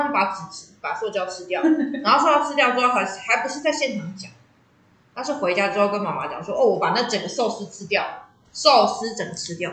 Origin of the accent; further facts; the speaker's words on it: Taiwan; 我们台湾人